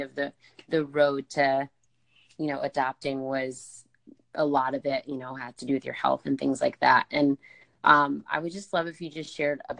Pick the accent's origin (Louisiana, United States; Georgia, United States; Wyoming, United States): Georgia, United States; I'm from Georgia